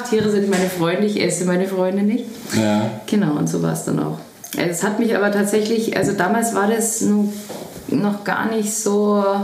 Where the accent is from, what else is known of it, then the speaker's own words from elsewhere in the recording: Traunstein, Bavaria, Germany; Direkt in Traunstein, ja. Traunstein Downtown.